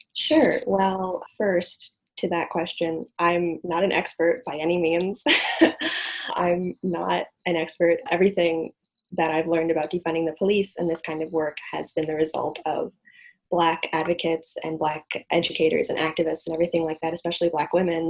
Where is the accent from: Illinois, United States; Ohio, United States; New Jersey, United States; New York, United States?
Illinois, United States; Evanston; I grew up in Evanston, Illinois, which is right outside of Chicago.